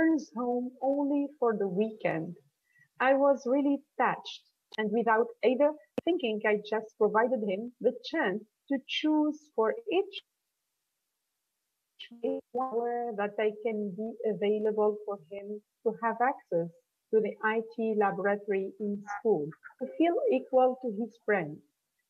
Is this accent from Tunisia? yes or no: yes; Tunisia; I'm a teacher from Tunisia